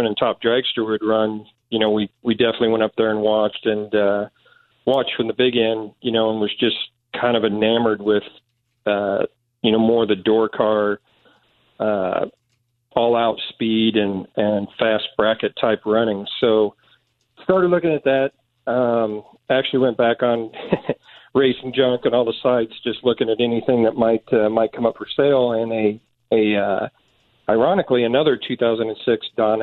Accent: Kansas City, United States; moved away; I'm originally from Kansas City, and probably like everybody in high school, grew up around race cars

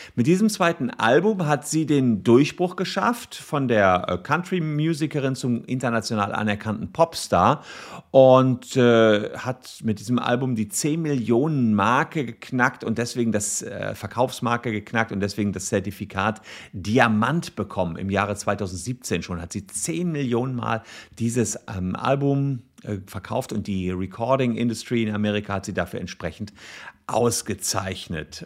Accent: Germany; bei uns in Deutschland

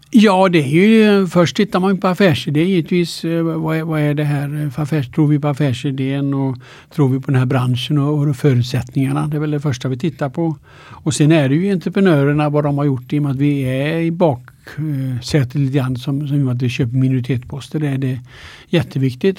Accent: Alingsås, Västra Götaland, Sweden; also born or lived in Linköping / United States; now in Stockholm, Sweden; Jag är född i Allingsås då, eh, Västergötland.

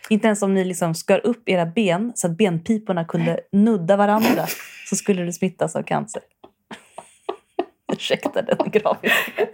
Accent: Värmdö, Stockholm County, Sweden; jag är från Värmdö

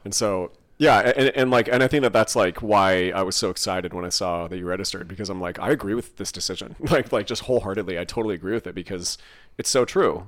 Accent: California, United States; a massive Iron Man race in my hometown

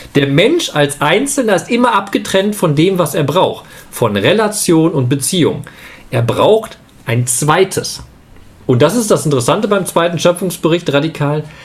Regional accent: Leopoldshöhe, North Rhine-Westphalia, Germany; moved away; in meiner alten Gemeinde in Leopoldshöhe, wo ich herkomme, im Lipperland

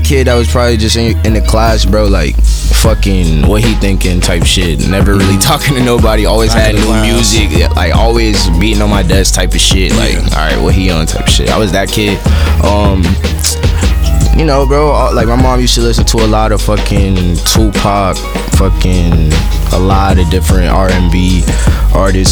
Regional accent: Orlando, Florida, United States; now in Los Angeles, United States; I'm a kid from Orlando

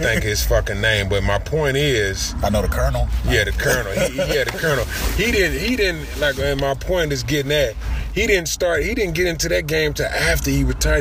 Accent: Louisville, Kentucky, United States; I'm from Louisville, Kentucky

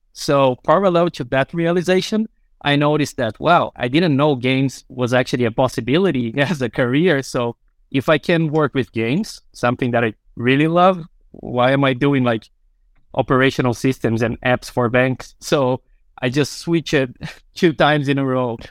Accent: Brazil; now in Finland; I'm originally from Brazil

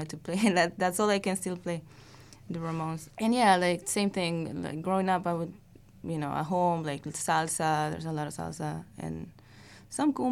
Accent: Peru; English is a second language; now in Queens, New York, United States; I live in Queens. I migrated, you know, from Peru

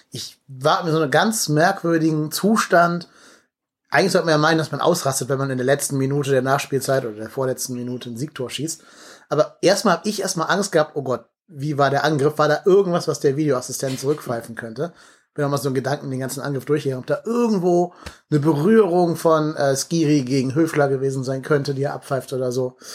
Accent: Cologne, North Rhine-Westphalia, Germany; Das sag jetzt ich als Kölner

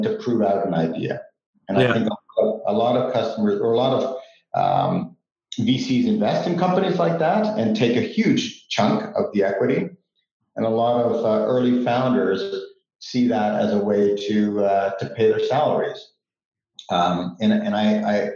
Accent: Switzerland; moved away; also born or lived in Canada; we grew up in Switzerland, and we moved to Canada. My mom is Canadian

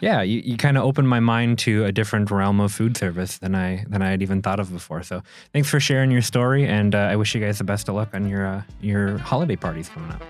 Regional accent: Minneapolis, Minnesota, United States; moved away as an adult; now in Door County, United States; I'm from Minneapolis, so I'm coming from that big city

